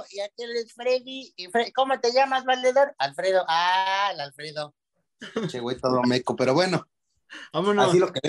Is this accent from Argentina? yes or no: no; Toluca, State of Mexico, Mexico; mi último aporte, güey, acá, este, soy de Toluca, güey.